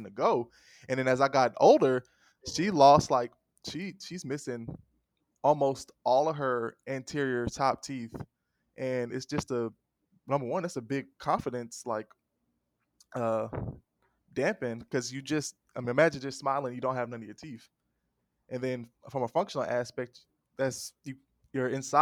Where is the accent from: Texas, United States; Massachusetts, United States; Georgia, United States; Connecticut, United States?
Georgia, United States; Atlanta; I'm from Atlanta, but my family is from like the deep south